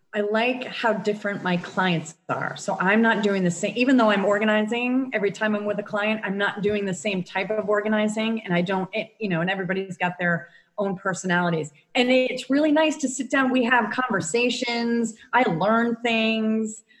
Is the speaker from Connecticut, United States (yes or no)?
yes; Connecticut, United States; moved away as an adult; also born or lived in Rhode Island; now in Dunedin, United States; I am from Connecticut originally and lived in Connecticut all my life, except for a brief stint in Rhode Island for college for four years